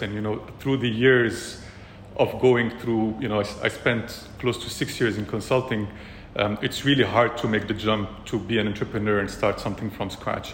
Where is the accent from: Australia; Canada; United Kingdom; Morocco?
Morocco; also born or lived in France / China / California; now in Dubai, United Arab Emirates; I'm originally from Morocco as well, born and raised.